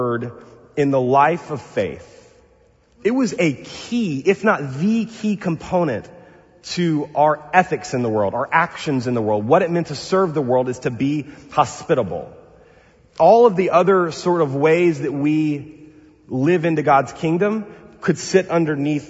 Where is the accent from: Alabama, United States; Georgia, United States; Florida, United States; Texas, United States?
Texas, United States; now in Pasadena, United States; I'm from the South, Bill, from Texas.